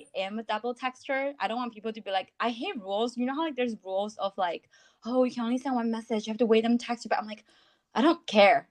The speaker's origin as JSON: {"language": "English", "country": "China", "tie": "born or raised there", "also_born_or_lived": "United States / New York City", "moved": "as an adult", "lives_now": "London, United Kingdom", "said": "I was born and raised in China"}